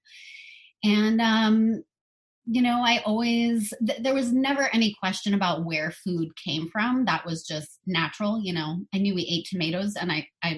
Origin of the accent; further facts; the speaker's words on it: Long Island, New York, United States; now in Hudson Valley, United States; I grew up on Long Island until I was 10. And then my family moved upstate